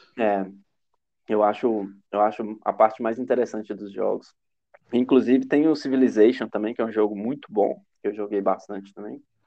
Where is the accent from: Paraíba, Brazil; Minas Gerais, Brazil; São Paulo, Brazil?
Minas Gerais, Brazil; Itabira; De Tabira, que é onde eu nasci